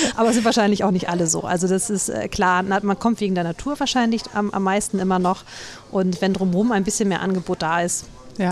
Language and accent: German; Northern Germany, Germany; als Norddeutscher